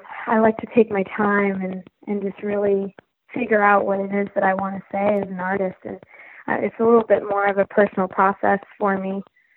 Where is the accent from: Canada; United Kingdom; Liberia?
Canada; Vancouver, British Columbia; moved away as an adult; now in Nashville, United States; when I came to Nashville, I came from Vancouver, Canada